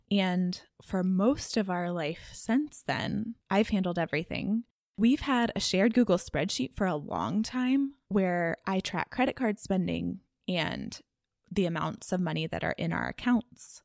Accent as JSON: {"language": "English", "town": "Dallas", "region": "Texas", "country": "United States", "tie": "born or raised there", "said": "growing up in Dallas, a lot of what people do for fun is shop."}